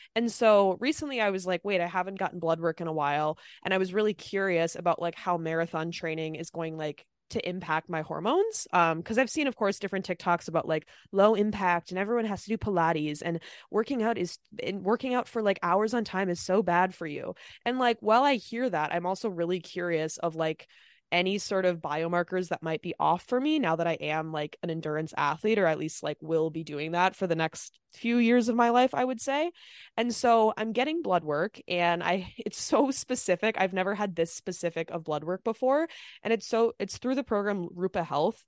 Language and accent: English; Minnesota, United States; moved away; I'm also from Minnesota